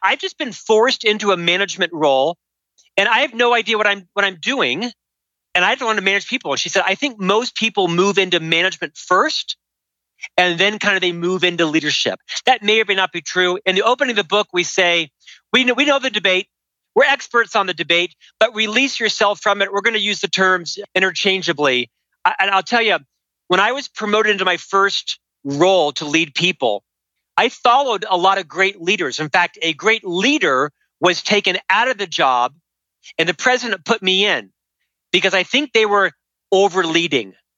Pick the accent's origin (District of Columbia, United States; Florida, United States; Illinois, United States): Florida, United States; Central; moved away as an adult; now in Park City, United States; I'm from Florida originally and moved to Salt Lake City, Park City, Utah about 25 years ago.